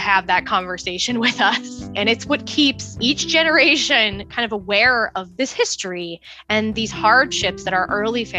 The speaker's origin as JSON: {"language": "English", "town": "Yardley", "region": "Pennsylvania", "country": "United States", "said": "I'm from Yardley, Pennsylvania"}